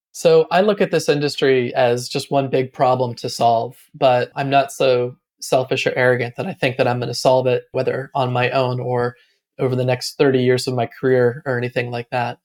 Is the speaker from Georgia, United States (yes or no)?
yes; Atlanta, Georgia, United States; moved away as an adult; also born or lived in Austin, Texas; now in Raleigh, United States; I grew up in Atlanta and went to Austin, Texas to kind of find myself in my late twenties